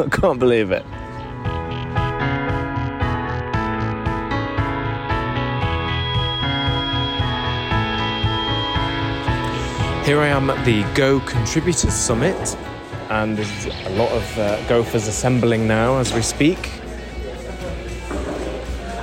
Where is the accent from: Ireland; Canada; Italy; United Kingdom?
United Kingdom; Being British